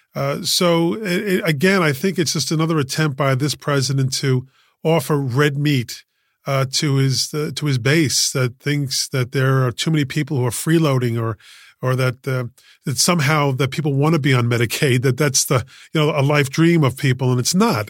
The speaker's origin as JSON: {"language": "English", "town": "New York City", "region": "New York", "country": "United States", "tie": "born or raised there", "said": "I was born and raised in Queens, um, in, uh, Elmhurst Ho-, uh, in Elmhurst, in Saint John's Hospital on Queens Boulevard"}